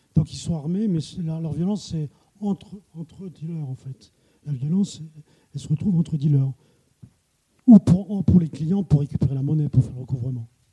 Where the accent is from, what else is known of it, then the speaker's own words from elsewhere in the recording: Plougastel-Daoulas, Brittany, France; also born or lived in Paris; now in Rennes, France; moi je suis de Pougastel